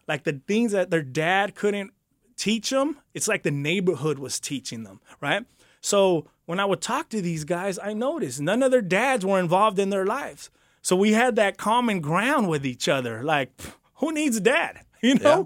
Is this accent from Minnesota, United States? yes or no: no; Santa Ana, California, United States; I grew up in Santa Ana, the beautiful city of Santa Ana